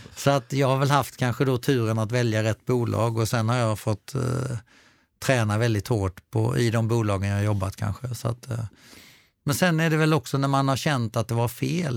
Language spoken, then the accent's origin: Swedish; Falkenberg, Halland County, Sweden; jag är uppvuxen utanför Falkenberg